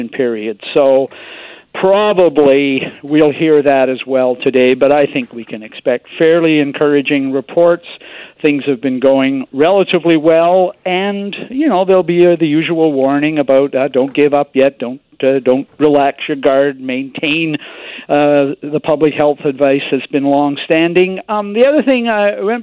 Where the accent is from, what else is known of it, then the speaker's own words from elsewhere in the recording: British Columbia, Canada; being a British Columbian